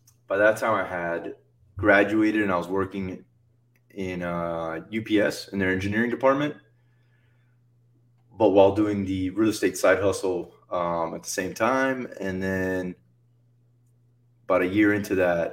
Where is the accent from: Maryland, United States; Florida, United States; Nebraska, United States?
Florida, United States; Miami; I was born and raised in South Florida, Miami